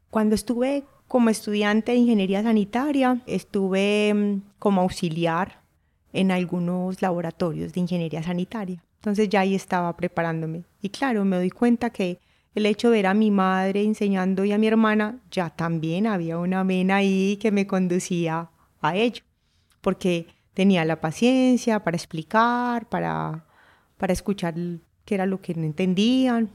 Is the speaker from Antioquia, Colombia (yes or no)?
yes; Urrao, Antioquia, Colombia; Nací en Urrao, Antioquia, Colombia